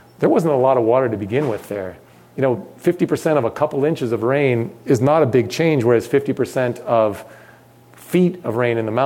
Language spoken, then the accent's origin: English; Los Angeles, California, United States; I grew up in Los Angeles